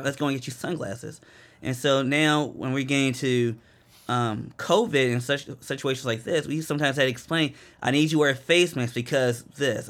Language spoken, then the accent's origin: English; Randallstown, Maryland, United States; moved away as an adult; I was raised in Baltimore, or a little town called Randall's Town, which is in Baltimore County.